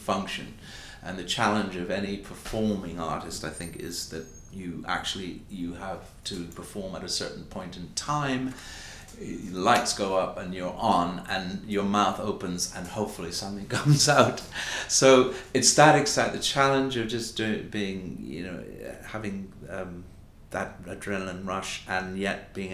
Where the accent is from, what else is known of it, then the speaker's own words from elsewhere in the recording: Bahamas; moved away as an adult; I'm from the Bahamas, and I never thought that I could be an actor growing up in the Bahamas